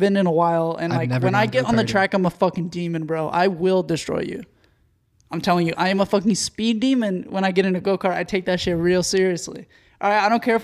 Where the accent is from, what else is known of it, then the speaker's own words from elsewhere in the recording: Texas, United States; I grew up in Texas